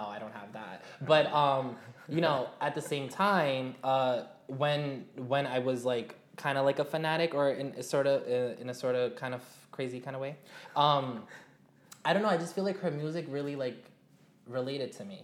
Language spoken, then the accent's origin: English; New York City, New York, United States; my hometown. I'm from Jamaica, Queens